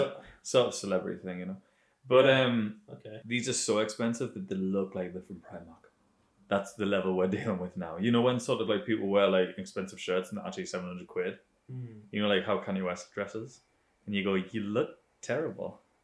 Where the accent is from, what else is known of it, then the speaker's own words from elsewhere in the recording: Bilbao, Basque Country, Spain; Okay, so I grew up in Bilbao.